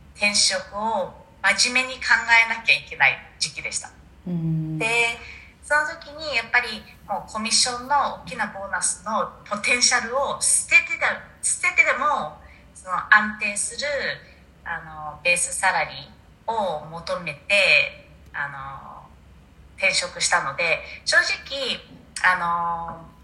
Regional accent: New Zealand; moved away as an adult; now in Japan; 生まれ育ちがニュージーランドで大学もニュージーランドでしたなので大学卒業してから日本に来てます、

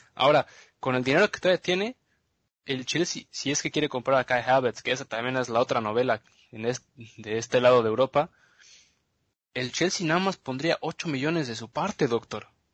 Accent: Mexico; somos, somos mexicanos

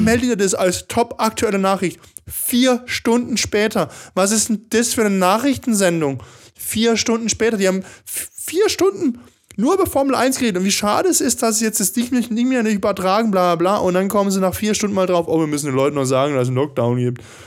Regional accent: Baden-Württemberg, Germany; now in Stuttgart, Germany; ich bin ja eigentlich kein Schwabe, bin ja Badner, Südbadner.

